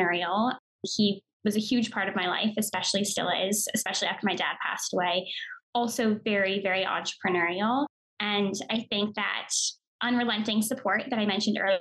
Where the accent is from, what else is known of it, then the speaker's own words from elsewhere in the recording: Connecticut, United States; moved away; also born or lived in New York; I grew up on the East Coast in Connecticut